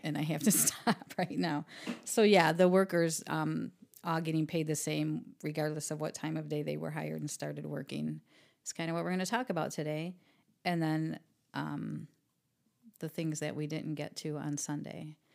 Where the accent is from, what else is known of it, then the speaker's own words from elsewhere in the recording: Toledo, Ohio, United States; also born or lived in Jackson; I grew up in East Toledo